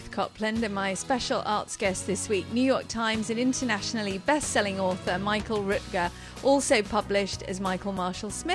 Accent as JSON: {"language": "English", "country": "United Kingdom", "moved": "as an adult", "said": "I'm from Britain"}